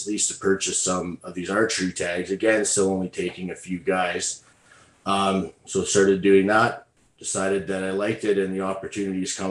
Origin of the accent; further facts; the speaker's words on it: Alberta, Canada; I'm from Alberta, Canada